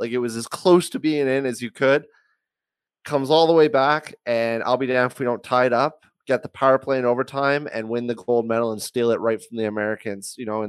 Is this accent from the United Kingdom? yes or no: no; Canada; being a Canadian.